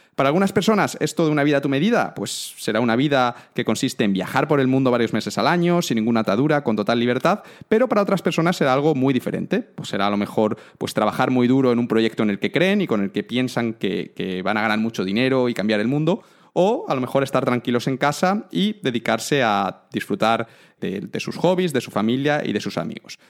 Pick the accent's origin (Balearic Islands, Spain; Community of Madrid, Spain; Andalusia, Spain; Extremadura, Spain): Extremadura, Spain; Cáceres; soy de Cáceres